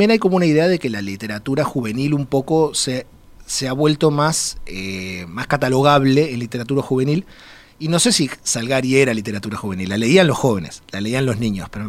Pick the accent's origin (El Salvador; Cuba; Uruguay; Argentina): Uruguay; also born or lived in Mexico; Soy, soy el, único mexicano y el más uruguayo de los tres.